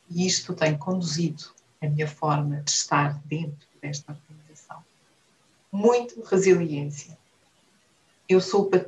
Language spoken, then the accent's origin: Portuguese; Viana do Castelo, Norte, Portugal; moved away as an adult; now in Angola; Sou minhota da Viena de Castelo e, estou, e sou angolana de coração, onde estou desde 2006 e comecei pelo banco.